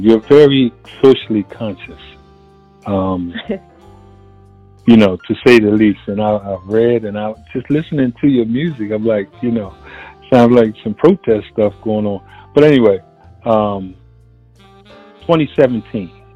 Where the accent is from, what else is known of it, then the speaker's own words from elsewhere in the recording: Philadelphia, Pennsylvania, United States; here in the United States, especially, I was born and raised in Philadelphia